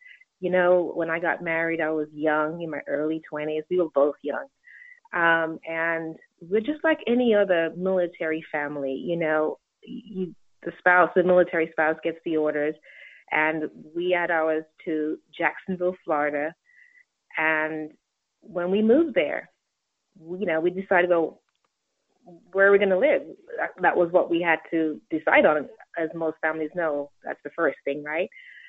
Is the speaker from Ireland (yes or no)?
no; England, United Kingdom; also born or lived in Jamaica; Well, I was born in Jamaica, raised in England, and I have an undergraduate degree in communications.